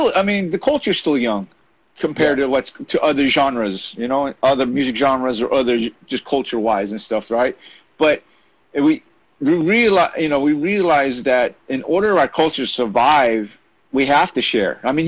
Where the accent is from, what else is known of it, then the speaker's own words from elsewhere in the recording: Philippines; My mother, obviously, I'm Filipino. My parents came from the Philippines to the United States in '68